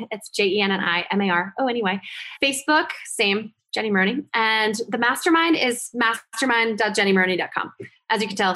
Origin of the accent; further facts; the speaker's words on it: New Jersey, United States; because I'm from Jersey.